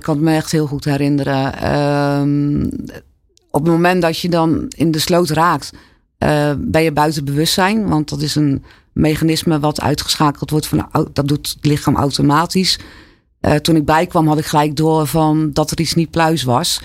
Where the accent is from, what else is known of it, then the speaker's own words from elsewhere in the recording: Alblasserdam, South Holland, Netherlands; also born or lived in Zwijndrecht; Ik ben in Zwijndrecht geboren. Maar vanaf mijn vierde tot aan mijn achttiende, negentiende altijd in Alblasserdam gewoond